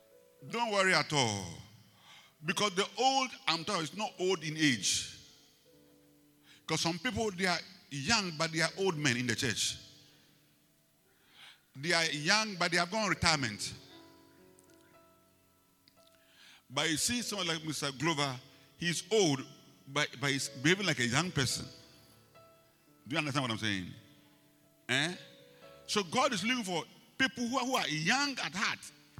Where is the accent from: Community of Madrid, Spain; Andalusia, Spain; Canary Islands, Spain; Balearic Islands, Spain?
Canary Islands, Spain; Las Palmas; born there; Where were you born? You know, I was born in Las Palmas. So what?